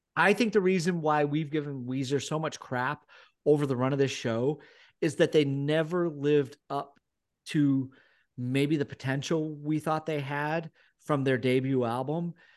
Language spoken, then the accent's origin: English; United States; moved away as an adult; now in United Kingdom; growing up in America